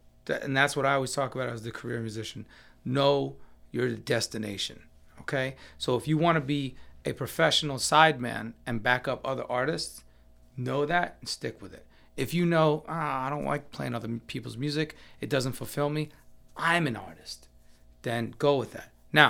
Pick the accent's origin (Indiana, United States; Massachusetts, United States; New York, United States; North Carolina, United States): New York, United States; So when I'm in New York, my hometown, and there's this famous bakery that has my favorite cheesecake or my favorite black and white cookie, I'm gonna indulge.